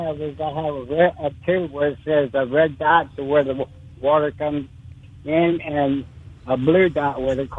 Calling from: Miami, Florida, United States; Yes, I'm calling from Miami.

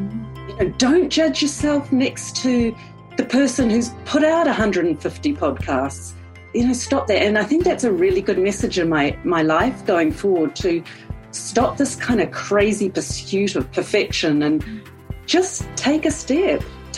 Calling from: New Zealand; I'm calling in from New Zealand. I just cannot believe this, but 10 weeks ago, I live on an orchard. I'm in a rural area of New Zealand

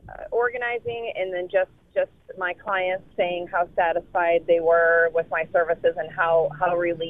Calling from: Dallas, Texas, United States; Hi there. … from Dallas

